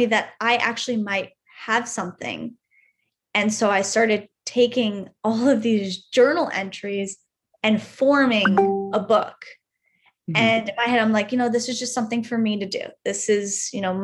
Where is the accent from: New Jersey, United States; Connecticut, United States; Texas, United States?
Connecticut, United States; moved away as an adult; now in San Diego, United States; not wanting to stay in my hometown anymore